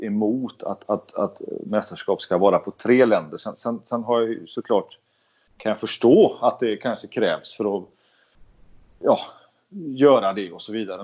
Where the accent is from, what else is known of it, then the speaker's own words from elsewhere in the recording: Sweden; jag är ju svensk